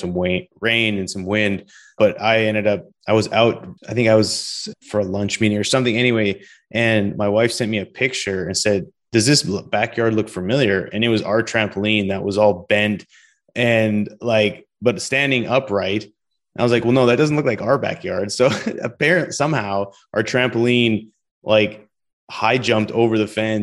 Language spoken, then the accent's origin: English; Canada; moved away as an adult; now in Houston, United States; This is where I'm from